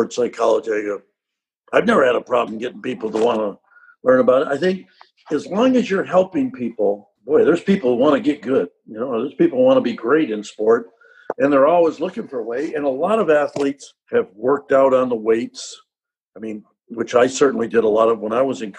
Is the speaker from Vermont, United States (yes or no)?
yes; Rutland, Vermont, United States; moved away as an adult; now in Charlottesville, United States; I go back and talk in my hometown, and they'll say, well, you know, how do you come from Rutland, Vermont